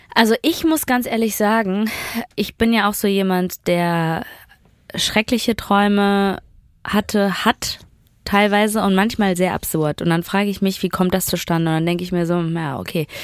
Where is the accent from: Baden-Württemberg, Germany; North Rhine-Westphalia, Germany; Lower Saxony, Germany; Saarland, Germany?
North Rhine-Westphalia, Germany; Duisburg; born or raised there